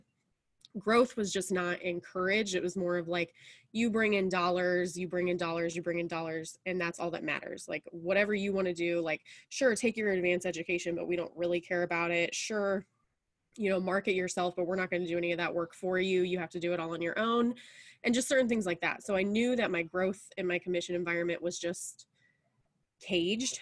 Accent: Indianapolis, Indiana, United States; now in Pendleton, United States; I have been in Indiana all of my life and kind of different parts of Indiana. I grew up in Indianapolis

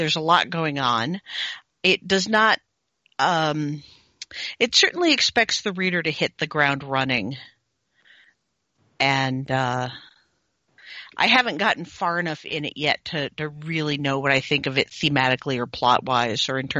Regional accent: Connecticut, United States; I grew up in Connecticut

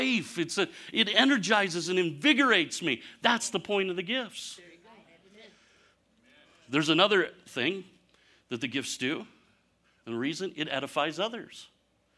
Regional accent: Michigan, United States; moved away; I was born and raised in Michigan

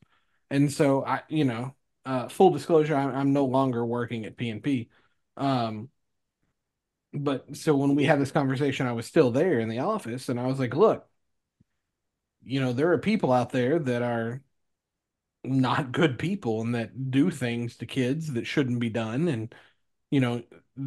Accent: Ohio County, Kentucky, United States; moved away as an adult; also born or lived in Cedar Falls, Iowa / Terre Haute, Indiana; "Small town in Kentucky." I said, "Nobody would hear. It's Ohio County. We go by counties."

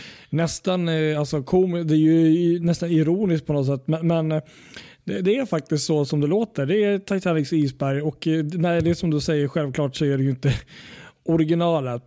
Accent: Sweden; Vi är svenskar

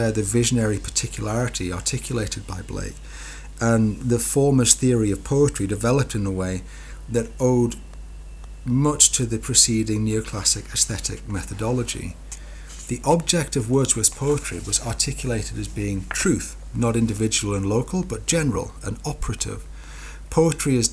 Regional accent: Newcastle upon Tyne, North East England, United Kingdom; accent: Geordie; I'm a Geordie

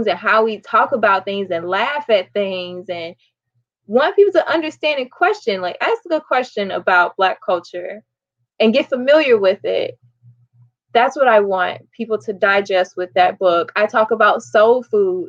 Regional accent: Illinois, United States; American and from Illinois

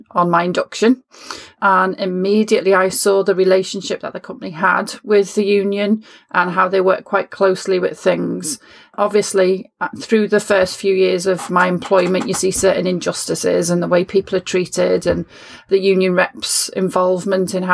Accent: Liverpool, North West England, United Kingdom; I grew up in Liverpool in the 1970s

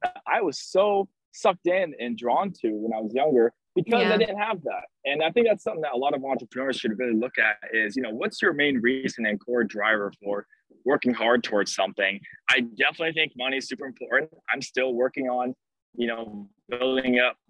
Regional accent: Scottsdale, Arizona, United States; now in Minnesota, United States; I grew up in Scottsdale, Arizona.

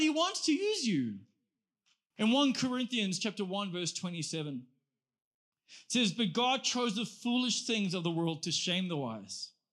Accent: South Africa; I'm actually just from South Africa with a church

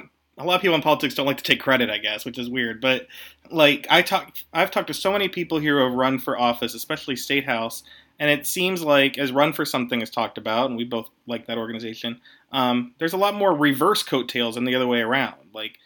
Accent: Pennsylvania, United States; also born or lived in Bridgeport, Pennsylvania; my home state, my home Commonwealth of Pennsylvania.

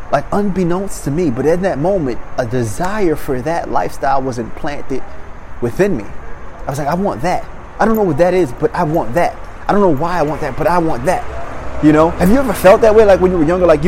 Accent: Maryland, United States; moved away; I come from Maryland.

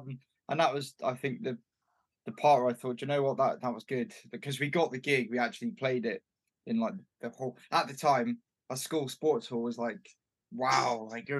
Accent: Bristol, South West England, United Kingdom; born or raised there

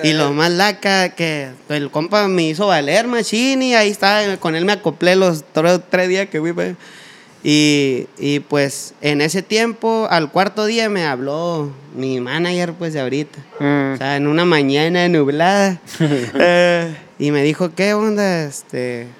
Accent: Sonora, Mexico; yo soy acá norteño

